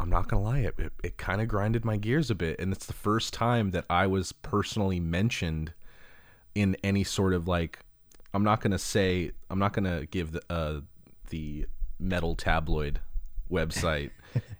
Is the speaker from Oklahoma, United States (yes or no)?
no; California, United States; born and raised in Southern California, so that just kind of comes out naturally.